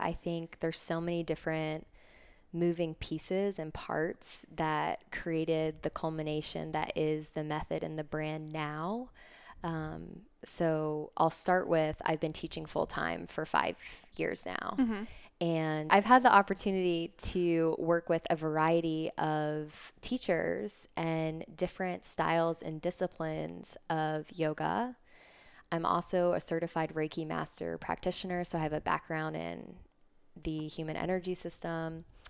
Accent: Davidson, North Carolina, United States; And I grew up in Davidson, Concord area, North Carolina.

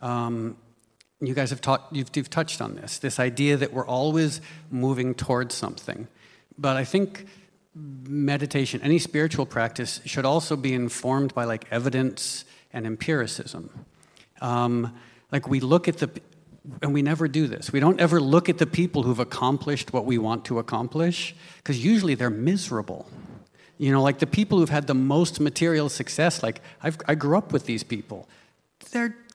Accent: New York, United States; I was born in New York

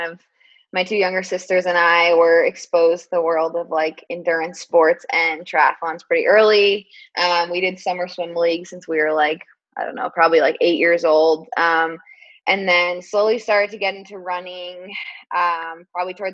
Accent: Boulder, Colorado, United States; moved away as an adult; also born or lived in Stanford, California; now in Portland, United States; I am from Boulder, Colorado

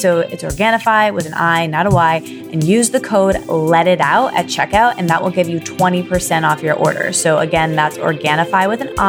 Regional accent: Michigan, United States; I don't know if it's because we're both from Michigan

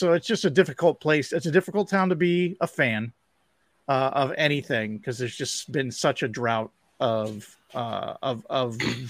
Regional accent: Fairview Park, Ohio, United States; I grew up in Fairview Park. I went to high school in Fairview Park, just outside of the Cleveland city limits.

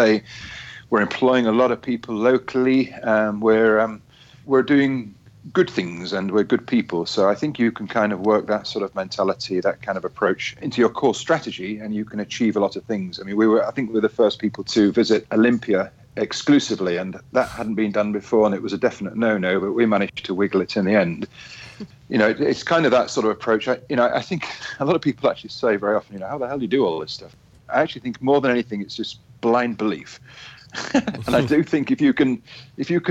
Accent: Yorkshire and the Humber, United Kingdom; from my hometown in Yorkshire

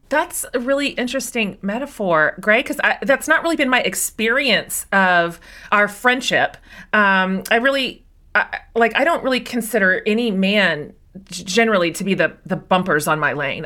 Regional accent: Kansas, United States; I grew up in Kansas

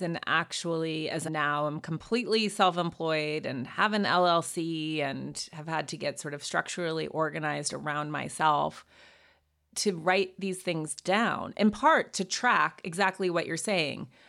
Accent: Montana, United States; moved away; also born or lived in New York; went to boarding school, went to Yale, but I'm from Montana

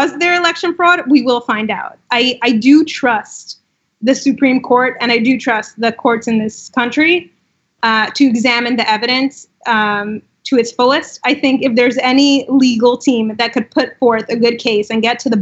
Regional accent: Russia; also born or lived in Israel; now in United States; I grew up in Russia

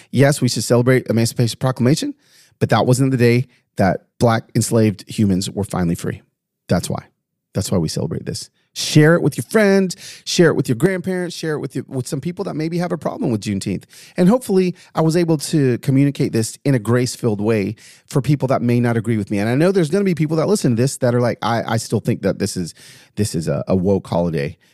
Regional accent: Tennessee, United States; my home state of Tennessee

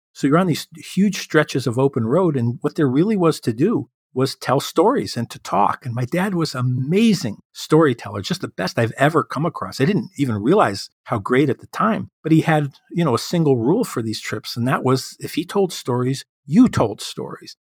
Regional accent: Chicago, Illinois, United States; my hometown of Chicago

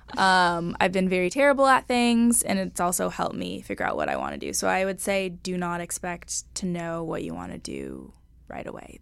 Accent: Los Angeles, California, United States; Los Angeles, Sherman Oaks. Um, grew up here my whole life

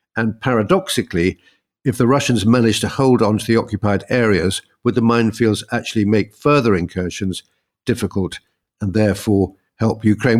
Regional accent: United Kingdom; we're British

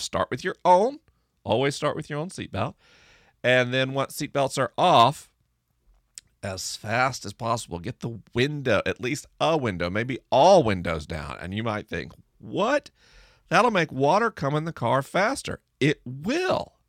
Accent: the rural South, United States; I grew up in the rural South

